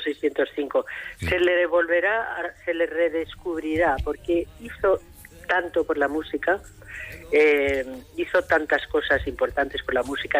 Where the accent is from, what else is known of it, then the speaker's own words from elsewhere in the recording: Madrid, Community of Madrid, Spain; also born or lived in Almería; yo nací en Madrid, mis padres son de León